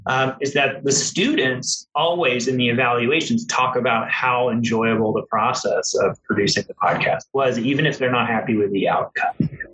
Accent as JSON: {"language": "English", "region": "Georgia", "country": "United States", "tie": "born or raised there", "said": "I grew up in Georgia. People always tell me I don't really have a Southern accent."}